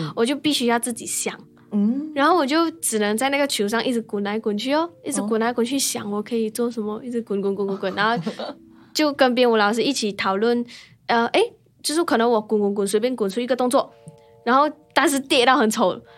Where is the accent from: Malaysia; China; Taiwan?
Malaysia; moved away; 小时候嗯。就在马来西亚比赛的时候，真的试过太喘，撑不下去